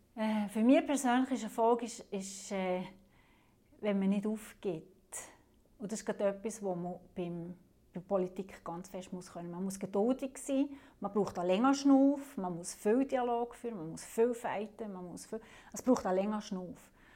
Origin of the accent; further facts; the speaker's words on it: Alterswil, St. Antoni and Tafers, Fribourg, Switzerland; dort, wo ich herkomme, also das sind drei Gemeinden, das ist Alderschwil, Santoni und Tafers